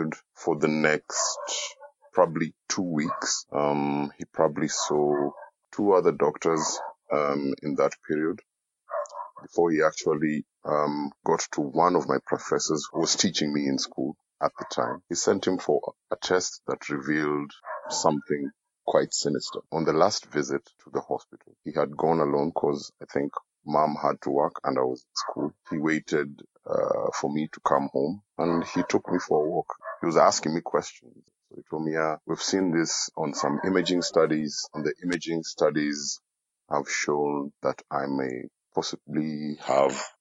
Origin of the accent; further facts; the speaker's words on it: Nairobi, Kenya; I come from Nairobi, Kenya